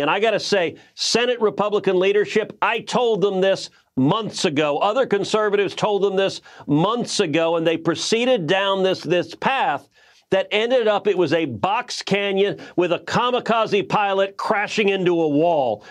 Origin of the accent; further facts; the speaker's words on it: Texas, United States; as a Texan